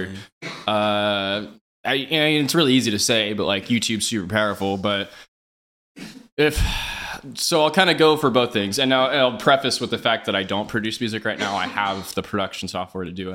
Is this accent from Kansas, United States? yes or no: yes; Overland Park, Kansas, United States; I grew up uh, in Overland Park, it's like Johnson County, on the Kansas side